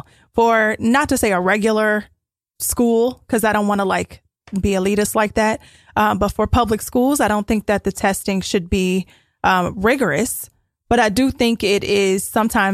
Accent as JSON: {"language": "English", "town": "Cincinnati", "region": "Ohio", "country": "United States", "tie": "born or raised there", "said": "there was another school in my hometown, Walnut Hills"}